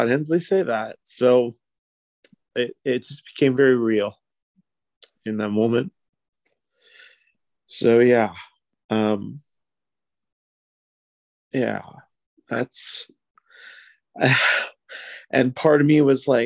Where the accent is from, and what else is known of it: New Westminster, British Columbia, Canada; born or raised there